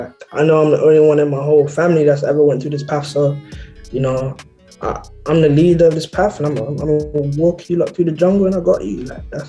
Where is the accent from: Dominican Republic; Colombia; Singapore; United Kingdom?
United Kingdom; Birmingham, West Midlands; also born or lived in Netherlands; I was born in Holland. Okay. I left when I was like one, so that like, I was raised here. Like, this is what Birmingham is all I know.